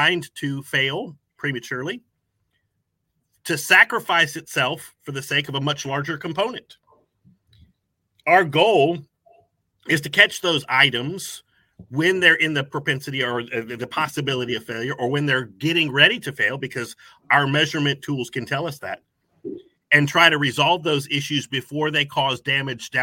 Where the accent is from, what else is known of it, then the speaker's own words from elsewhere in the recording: Tampa, Florida, United States; now in Acworth, United States; I was originally from Tampa, Florida. So I've grown up around lakes and oceans and all that kind of stuff.